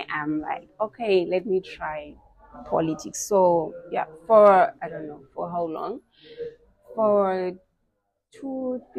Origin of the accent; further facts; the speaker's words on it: Zimbabwe; I'm from Mabuku